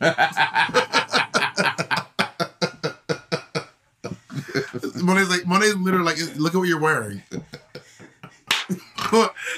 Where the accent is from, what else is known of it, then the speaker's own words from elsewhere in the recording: Georgia, United States; I was born in Georgia